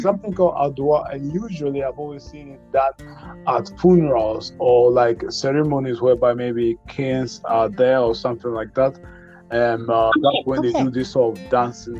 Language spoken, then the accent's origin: English; Ghana; I'm from Ghana.